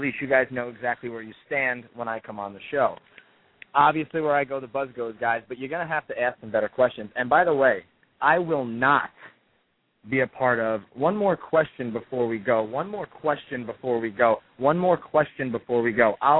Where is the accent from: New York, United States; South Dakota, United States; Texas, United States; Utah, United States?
New York, United States; New York City; Have you not read my bio? I'm from New York City, brother.